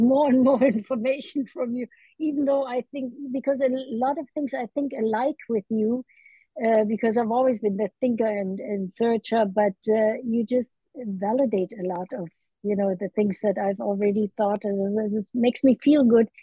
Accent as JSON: {"language": "English", "region": "Berlin", "country": "Germany", "tie": "born or raised there", "moved": "yes", "lives_now": "United States", "said": "I was in Berlin, a child, 1948"}